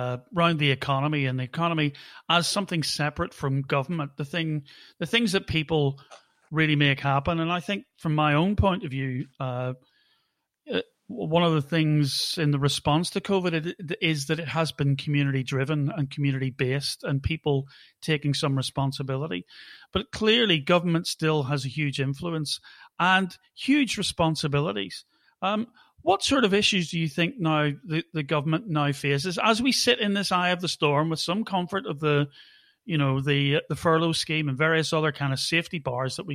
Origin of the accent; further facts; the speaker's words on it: Holywood, Northern Ireland, United Kingdom; I come from Hollywood